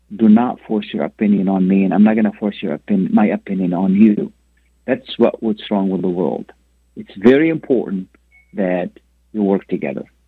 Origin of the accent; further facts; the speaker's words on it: Lebanon; now in United States; I come from a country where people work against each other. I come from Lebanon.